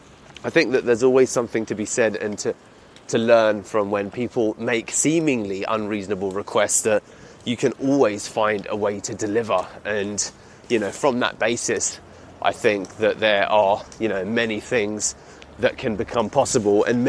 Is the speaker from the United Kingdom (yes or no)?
yes; United Kingdom; accent: British; my British accent